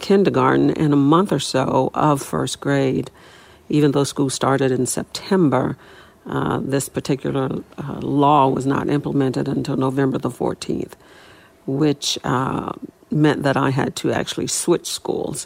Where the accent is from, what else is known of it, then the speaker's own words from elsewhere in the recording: New Orleans, Louisiana, United States; also born or lived in Tylertown, Mississippi; I was actually born in a tiny town called Tylertown, Mississippi. And my parents, both father and mother, were from there, sharecroppers. We left Mississippi when I was about 4 years old and moved to New Orleans, which is where I grew up